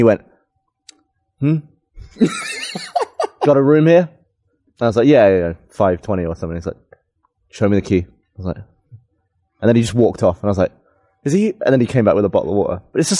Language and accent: English; England, United Kingdom; moved away; Because I'm from England